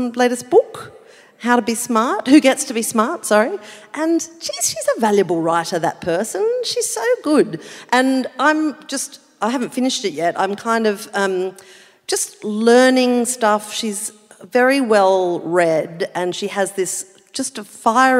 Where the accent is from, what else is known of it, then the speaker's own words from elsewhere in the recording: Adelaide / rural South Australia, Australia; now in Sydney, Australia; I'm from Adelaide, right? Like I'm from a rural pocket in South Australia